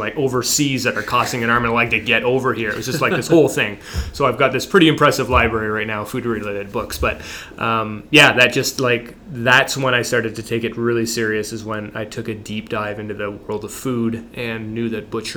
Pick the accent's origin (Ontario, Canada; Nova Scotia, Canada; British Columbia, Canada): Ontario, Canada; Harrow; moved away as an adult; also born or lived in Windsor, Ontario; now in Dundas, Canada; I'm from Harrow, and we're in Windsor, and it's just like family, friends, everything's there, right? You've grown up there, you've gone to school there